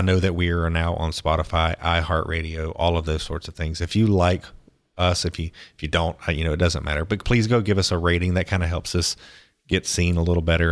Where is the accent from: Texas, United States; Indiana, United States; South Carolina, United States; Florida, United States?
Florida, United States; Pensacola; I grew up in Pensacola, Florida